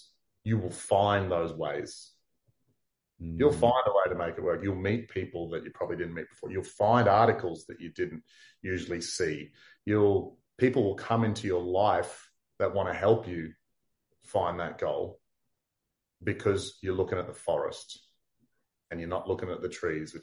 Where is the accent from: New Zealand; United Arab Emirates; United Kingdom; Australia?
Australia; Townsville, Queensland; I was from Townsville